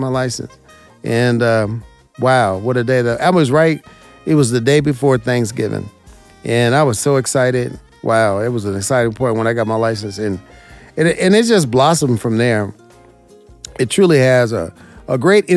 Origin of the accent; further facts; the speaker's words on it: Las Vegas, Nevada, United States; I'm from Las Vegas, born and raised here.